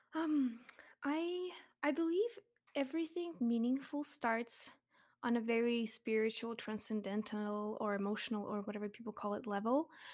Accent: Russia; moved away; I'm from Russia, but I'm actually half Ukrainian

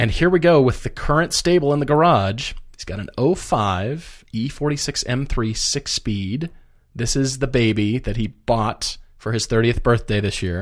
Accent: Minneapolis, Minnesota, United States; born there; By the way, I was born in Minneapolis.

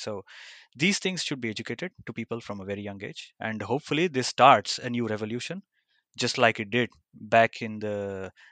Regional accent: India; growing up in India

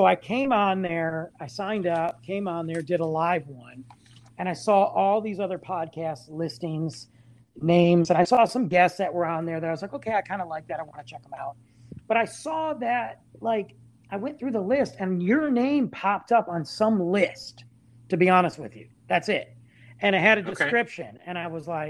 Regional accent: Michigan, United States; moved away; my hometown of Michigan.

